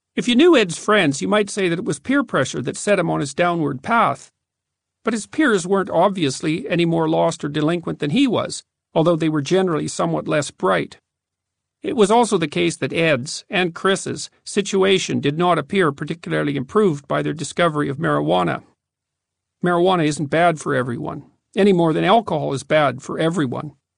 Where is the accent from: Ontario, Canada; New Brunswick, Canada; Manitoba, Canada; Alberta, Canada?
Alberta, Canada; Fairview; also born or lived in Edmonton; the dismal, cramped adolescent culture of my hometown